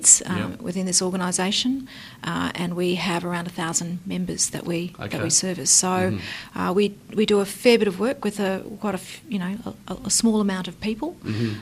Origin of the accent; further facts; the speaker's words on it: Brisbane, Queensland, Australia; I grew up in Brisbane